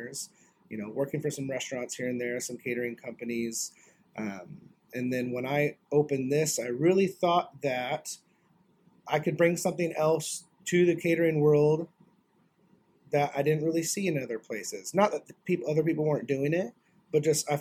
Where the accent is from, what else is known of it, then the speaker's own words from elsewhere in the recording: North Idaho, United States; moved away as an adult; also born or lived in Spokane, Washington; now in Florida, United States; I didn't grow up in Florida. I grew up in North Idaho.